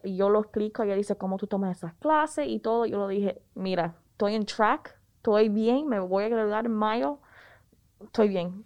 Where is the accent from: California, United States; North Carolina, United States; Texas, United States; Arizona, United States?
North Carolina, United States; Raleigh; los padres míos son cubanos, yo me crié en Raleigh